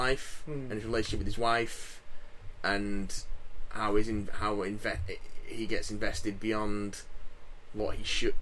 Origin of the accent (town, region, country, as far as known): United Kingdom